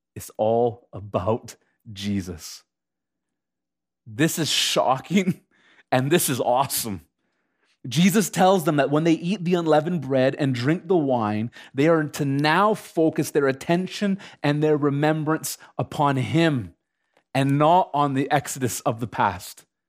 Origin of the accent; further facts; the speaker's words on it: Canada; as a Canadian citizen